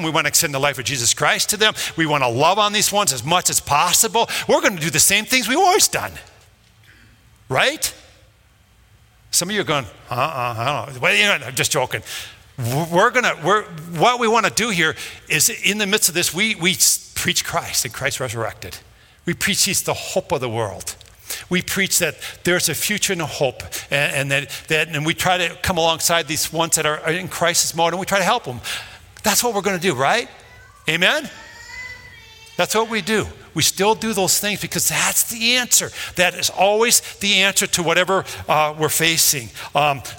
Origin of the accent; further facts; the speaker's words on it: Minnesota, United States; moved away; I grew up in Minnesota